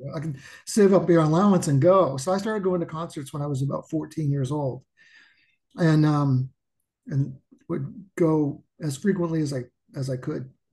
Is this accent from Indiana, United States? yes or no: yes; Anderson, Indiana, United States; I'm from a small town outside of Indianapolis called Anderson, Indiana, which is about 30 miles north of Indianapolis.